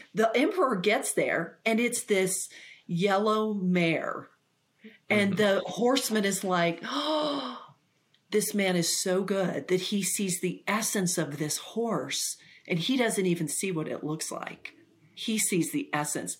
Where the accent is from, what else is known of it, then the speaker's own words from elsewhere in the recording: Ponca City, Oklahoma, United States; the place I grew up was in Ponca City, Oklahoma